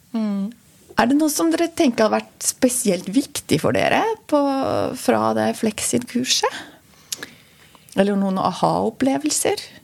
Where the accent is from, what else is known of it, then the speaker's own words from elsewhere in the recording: Switzerland; moved away as an adult; now in Norway; Jeg er jo opprinnelig fra Sveits. Flytta hit som 20-åring